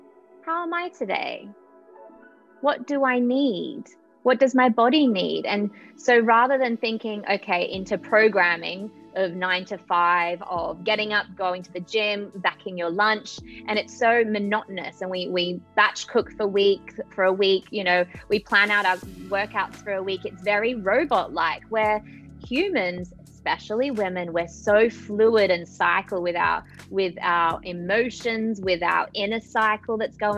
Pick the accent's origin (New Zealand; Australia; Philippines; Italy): Australia; now in Kenya; So I am currently in Kenya. I am originally from Australia.